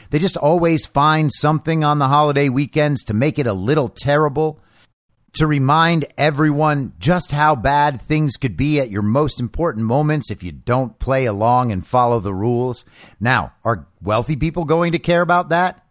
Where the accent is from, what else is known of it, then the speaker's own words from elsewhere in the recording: Southern California, United States; moved away; also born or lived in Los Angeles; I'm from Southern California